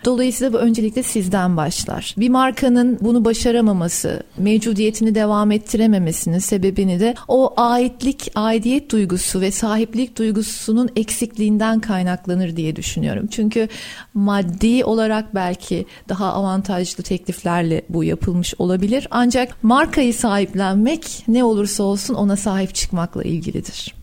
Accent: Ankara, Turkey; also born or lived in Istanbul; Doğma büyüme Ankaralıyım.

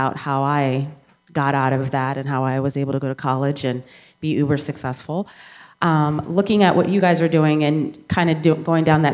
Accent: New Orleans, Louisiana, United States; I was raised in New Orleans and I went to an inner city school.

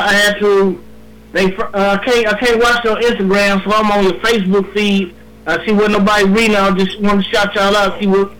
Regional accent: Jackson, Mississippi, United States; also born or lived in Washington, D.C. area (DMV); I'm from Mississippi. I'm from the Jet.

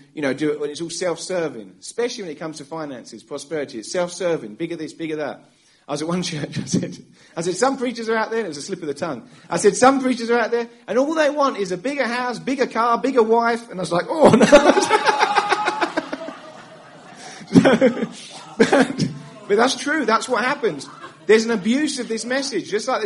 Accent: England, United Kingdom; moved away as an adult; now in United States; I'm from England. We moved to America 10 years ago. And in England, growing up as a kid

